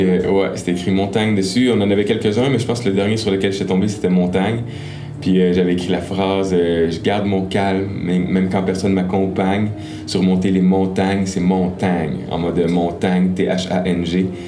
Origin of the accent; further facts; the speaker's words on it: Gatineau, Quebec, Canada; j'ai grandi beaucoup à Gatineau